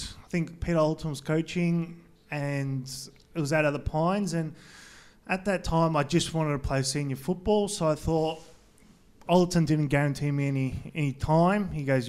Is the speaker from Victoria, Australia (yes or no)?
yes; Knoxfield, Victoria, Australia; No, I lived in Knox. I moved to Knox when I was about 8 years old, so I grew up in Knoxfield. So wasn't far from Frankston